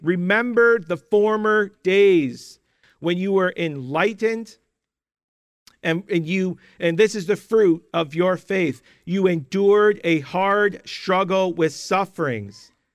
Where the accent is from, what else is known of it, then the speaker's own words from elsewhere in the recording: Canada; For most of my Christian life, growing up in Canada